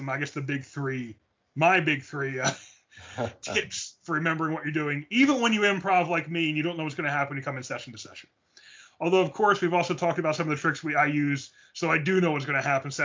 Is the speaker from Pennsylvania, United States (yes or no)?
yes; Philadelphia, Pennsylvania, United States; we're from Philly.